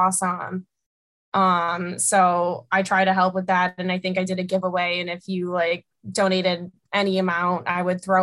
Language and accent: English; Buffalo, New York, United States; growing up in Buffalo, like hockey and watching the Sabres is always a fun pastime for me